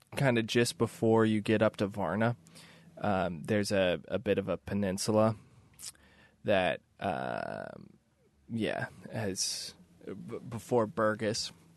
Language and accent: English; Kansas City, United States; moved away; I'm from the Midwest. I grew up in Kansas City.